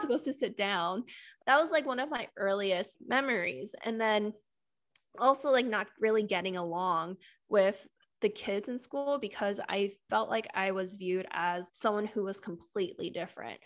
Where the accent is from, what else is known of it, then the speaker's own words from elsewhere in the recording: California, United States; I grew up in California